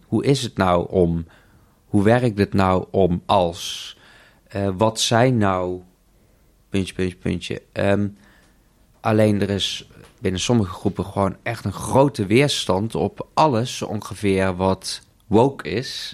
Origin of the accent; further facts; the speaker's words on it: South Limburg, Netherlands; also born or lived in India; now in Amsterdam, Netherlands; geadopteerd uit India, opgegroeid in Zuid-Limburg, woon in Amsterdam